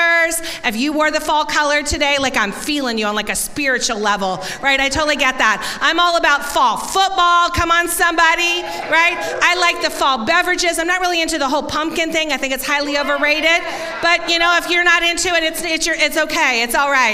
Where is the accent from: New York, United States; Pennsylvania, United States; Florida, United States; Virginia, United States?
Florida, United States; Tampa; growing up in Tampa, I had never experienced a corn maze